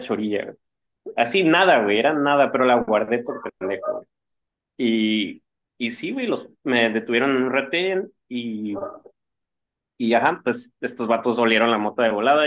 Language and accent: Spanish; Mexico; uno como mexicano